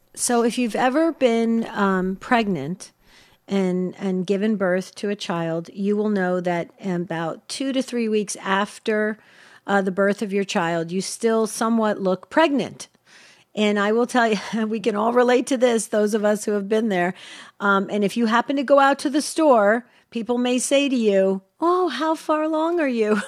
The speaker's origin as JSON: {"language": "English", "region": "New Jersey", "country": "United States", "tie": "born or raised there", "said": "where I grew up in New Jersey we tend to have no filter"}